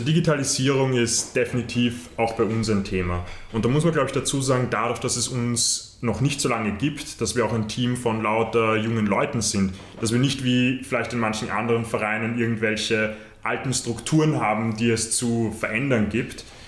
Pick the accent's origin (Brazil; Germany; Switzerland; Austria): Austria; bei uns in Österreich